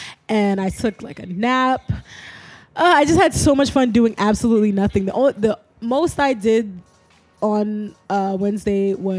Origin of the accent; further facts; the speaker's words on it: New York City, New York, United States; I'm from Brooklyn.